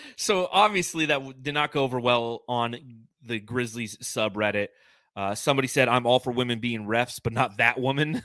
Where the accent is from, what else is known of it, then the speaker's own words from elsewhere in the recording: California, United States; When I was growing up in California, we had our house